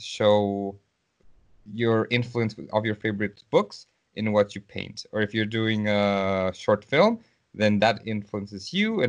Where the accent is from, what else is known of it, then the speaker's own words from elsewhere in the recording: Mexico; moved away as an adult; also born or lived in St. Petersburg, Russia; now in Russia; I am not in my country. I am from Mexico, so right now I am in Russia.